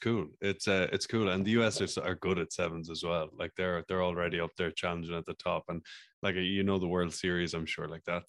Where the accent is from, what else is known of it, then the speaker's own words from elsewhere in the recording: Ireland; I'm from Ireland